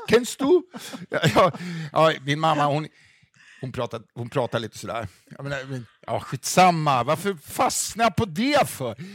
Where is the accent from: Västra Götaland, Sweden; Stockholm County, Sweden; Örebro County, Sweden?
Stockholm County, Sweden; Stockholm; jag är en kille från Stockholm